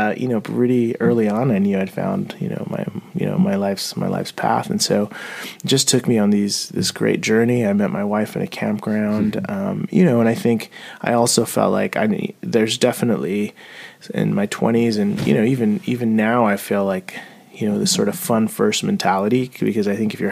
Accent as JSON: {"language": "English", "town": "San Diego", "region": "California", "country": "United States", "tie": "born or raised there", "also_born_or_lived": "Mexico City, Mexico", "lives_now": "Portland, United States", "said": "I left Mexico City when I was 5, and I grew up in San Diego"}